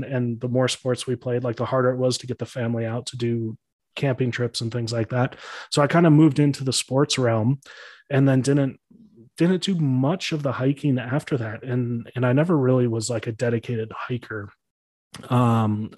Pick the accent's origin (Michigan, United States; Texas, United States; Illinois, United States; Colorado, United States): Illinois, United States; Chicago; I grew up in Chicago